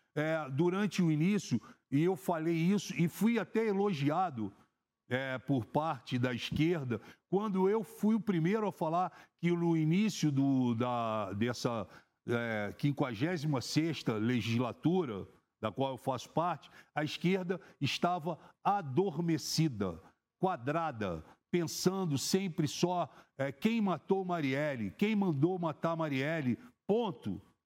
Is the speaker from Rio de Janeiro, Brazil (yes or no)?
yes; Rio de Janeiro, Brazil; eu sou do Rio de Janeiro